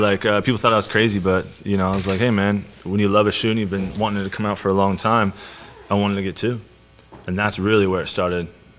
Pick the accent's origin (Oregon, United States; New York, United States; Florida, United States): Oregon, United States; Portland; I'm from Northeast Portland. Everybody's wearing Jordans where I'm from.